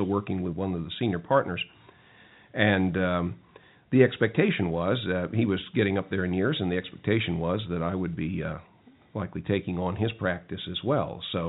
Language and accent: English; Brooklyn, New York, United States; born there; Well, I wasn't from North Carolina originally. I was actually born in Brooklyn, New York.